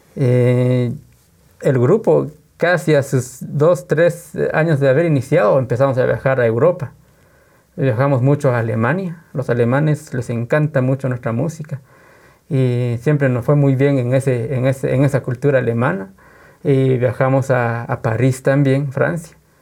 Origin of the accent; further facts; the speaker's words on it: Guatemala; somos de Guatemala, Guatemala. ¿Y qué cultura? Somos cultura maya